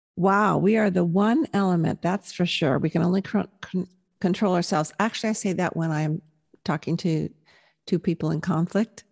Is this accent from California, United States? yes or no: yes; Southern California, United States; also born or lived in Milwaukee, Wisconsin; I was born in Milwaukee, but of course raised in Southern California